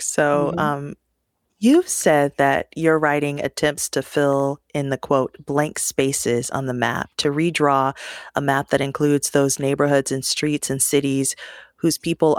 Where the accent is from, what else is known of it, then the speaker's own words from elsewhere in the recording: Detroit, Michigan, United States; my hometown being Detroit.